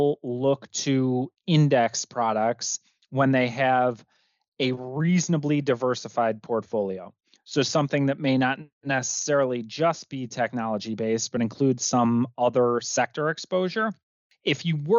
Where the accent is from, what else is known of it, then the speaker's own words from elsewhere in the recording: Midwest, United States; I'm from the Midwest, so it's pop soda for the rest of the world